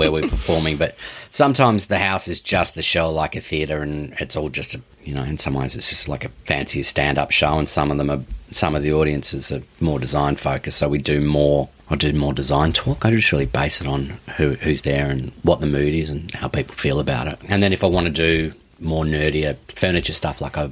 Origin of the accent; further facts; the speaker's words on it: Mount Eliza, Victoria, Australia; the Ranelagh Estate, where I grew up in Mount Eliza, was designed by Walter Burley Griffin